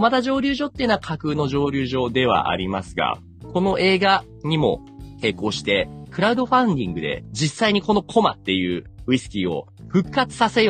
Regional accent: Saitama, Japan; 例えば僕の、あの、地元の埼玉県にあるイチローズモルトっていうね。

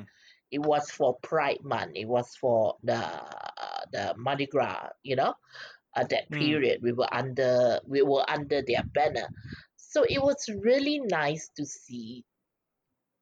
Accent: Malaysia; Malaysia is home, so it's my people

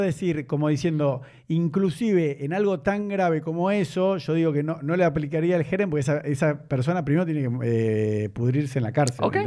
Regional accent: Argentina; como argentino y judío

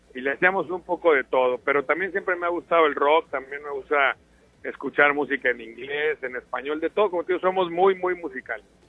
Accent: Sinaloa, Mexico; yo soy un sinaloense como cualquier otro.

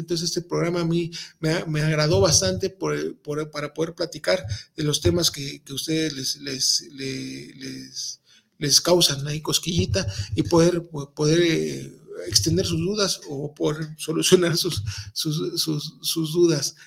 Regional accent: Veracruz, Mexico; los que saben que somos jarochos, eh, pues traemos ese, ese léxico a flor de piel

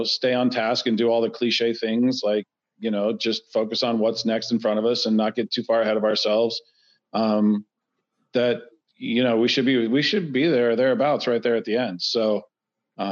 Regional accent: Dallas, Texas, United States; I'm from Dallas, so I root for all the Dallas teams

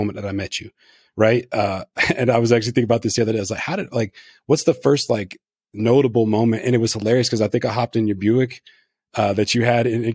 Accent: Northeast Louisiana, United States; I was raised in Northeast Louisiana

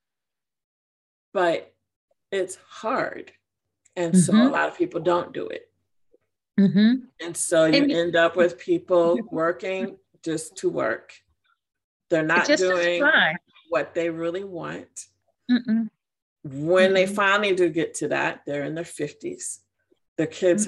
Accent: Chicago, Illinois, United States; moved away as an adult; now in Georgia, United States; I'm from Chicago. I'm from Illinois.

